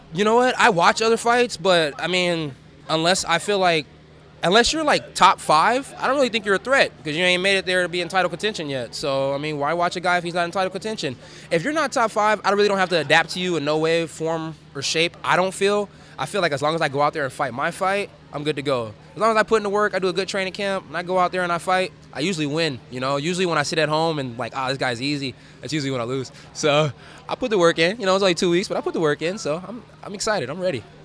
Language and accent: English; California, United States; now in Fort Worth, United States; I'm, I'm stationed out of Fort Worth, Texas right now, even though I'm from California